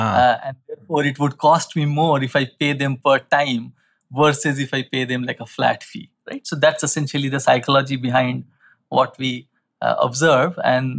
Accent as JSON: {"language": "English", "town": "Kolkata", "region": "West Bengal", "country": "India", "said": "So I come from West Bengal, Calcutta. So that part of the country is also kind of very culturally sensitive, if you will."}